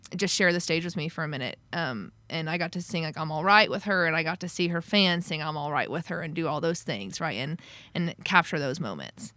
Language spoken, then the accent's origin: English; near Tulsa, Oklahoma, United States; moved away; also born or lived in Nashville, Tennessee; I grew up in this town called Wausau, Oklahoma, just outside of Tulsa